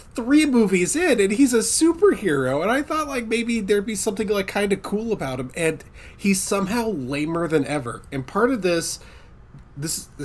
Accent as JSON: {"language": "English", "country": "United States", "said": "I'm an American"}